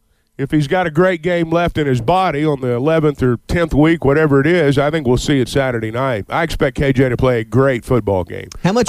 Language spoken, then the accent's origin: English; Sardis, Mississippi, United States; I grew up in Sardis, and, I think it's a big game for him.